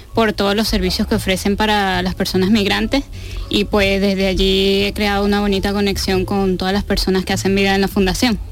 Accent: Venezuela; now in Spain; yo soy venezolana

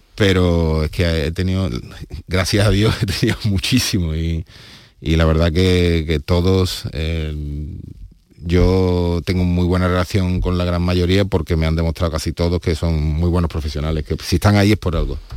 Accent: Seville, Andalusia, Spain; como sevillanos

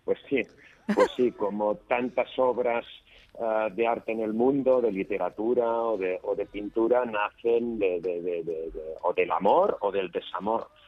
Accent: Barcelona, Catalonia, Spain

